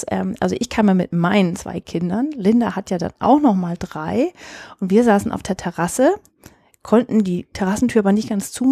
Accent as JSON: {"language": "German", "town": "Oldendorf", "country": "Germany", "tie": "born or raised there", "said": "zum Zweiten ist Oldendorf mein Heimatort. Ich bin hier aufgewachsen."}